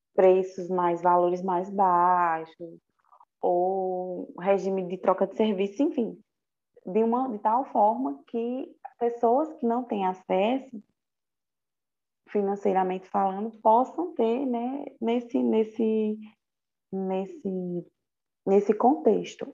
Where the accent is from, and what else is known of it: Brazil